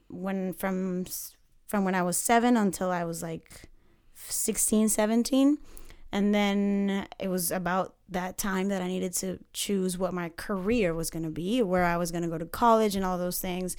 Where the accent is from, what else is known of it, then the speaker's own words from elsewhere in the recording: Panama City, Panama; moved away; I am from Panama City, Central America